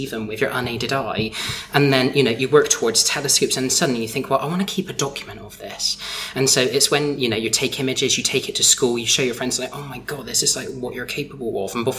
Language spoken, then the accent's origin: English; Somerset, South West England, United Kingdom; I'm a recognised landscape astro photographer from Somerset